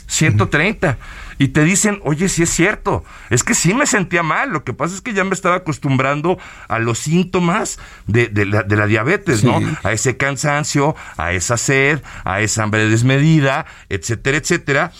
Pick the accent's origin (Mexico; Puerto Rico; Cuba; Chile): Mexico; nosotros como mexicanos, nuestra manera de comer